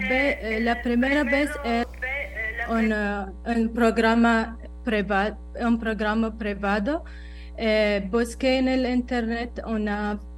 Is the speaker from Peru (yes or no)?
no; United Arab Emirates; Spanish is a second language; now in Costa Rica; Em, soy … de los Emiratos Árabes Unidos. Eh, vine a Costa Rica hace un par de años y para mejorar español